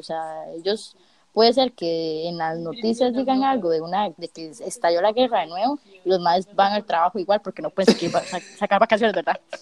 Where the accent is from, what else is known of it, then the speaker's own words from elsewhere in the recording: Costa Rica; moved away as an adult; now in South Korea; yo vengo fogueadísima de Costa Rica